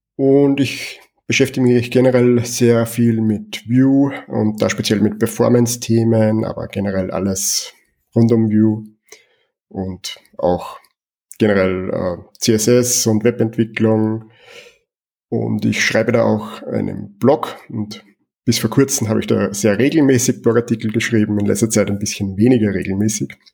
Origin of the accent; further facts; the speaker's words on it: Austria; Ich komme aus Österreich